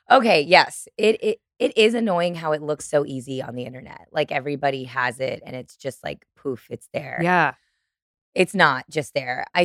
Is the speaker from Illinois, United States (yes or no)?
yes; Chicago, Illinois, United States; I'm from Chicago